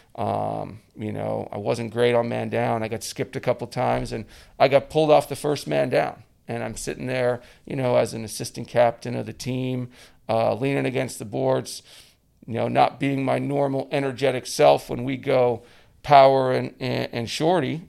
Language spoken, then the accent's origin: English; Edmonton, Alberta, Canada; moved away as an adult; the first guy from, from my hometown in Edmonton to go down to play in the U S